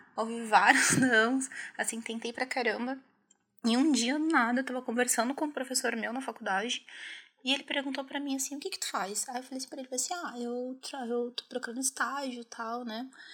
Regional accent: Osasco, São Paulo, Brazil; also born or lived in Minas Gerais; eu sou mineira, mas eu cresci na Zona Oeste de São Paulo, né? Boa parte da minha vida eu passei em Osasco

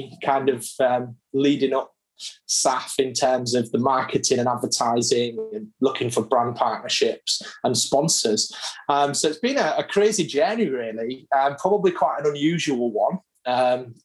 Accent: Hull, Yorkshire and the Humber, United Kingdom; born or raised there

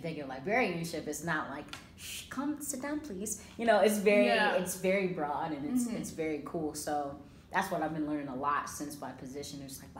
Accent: Georgia, United States; So I came from Georgia, graduated from Kennesaw State University with an African and African diaspora studies major.

